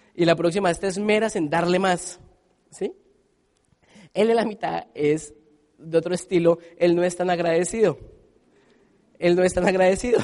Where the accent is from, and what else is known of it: Colombia